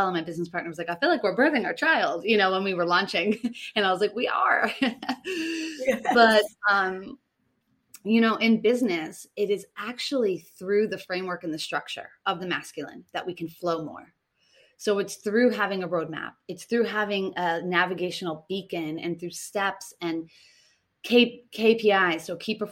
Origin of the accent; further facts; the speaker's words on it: Boston, Massachusetts, United States; moved away as an adult; now in Tulum, Mexico; I come from Boston, which is very masculine